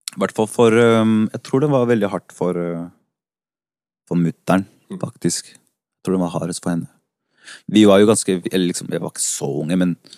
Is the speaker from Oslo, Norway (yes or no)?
yes; Oslo, Norway; also born or lived in Santiago, Chile; vokste opp på Haugenstua. Jeg har vel egentlig bodd på Haugenstua helt siden jeg kom